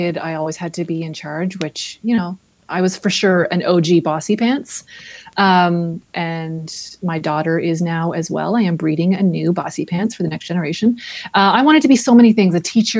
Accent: Grimsby, Ontario, Canada; now in Toronto, Canada; My first memory of a library was my hometown, which was Grimsby, Ontario

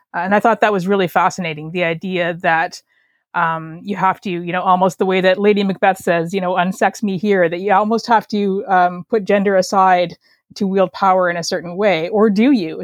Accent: Canada; accent: Canadian; I am a Canadian writer, as you can probably tell by my accent.

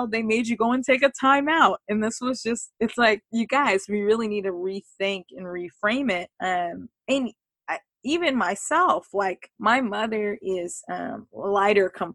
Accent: California, United States; I grew up in California

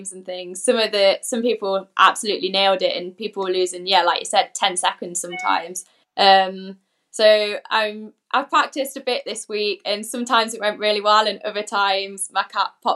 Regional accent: Coventry, West Midlands, United Kingdom; I'm from Coventry

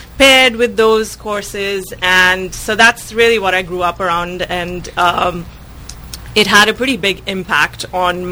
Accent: India; now in Sebastopol, United States; I was born and brought up in India

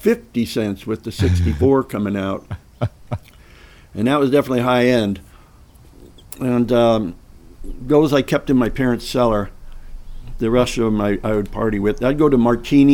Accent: San Francisco, California, United States; I was born in San Francisco, and my dad and his mom were born in San Francisco.

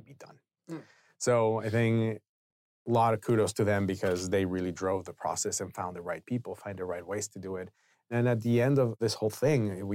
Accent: Mexico City, Mexico; moved away as an adult; also born or lived in San Diego; now in United States; I was born and raised in Mexico City. I grew up there until I moved here to the U.S. around 2001 to go to college here.

